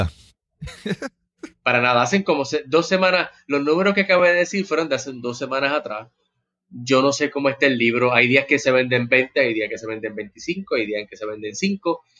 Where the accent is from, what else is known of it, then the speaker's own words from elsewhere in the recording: Puerto Rico; como boricua, como latino